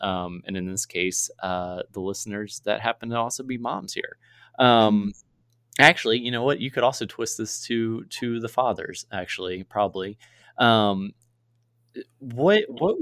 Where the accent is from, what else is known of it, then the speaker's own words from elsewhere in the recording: Virginia, United States; now in Missouri, United States; I'm actually originally from Virginia, although I'm from Missouri now. Not West Virginia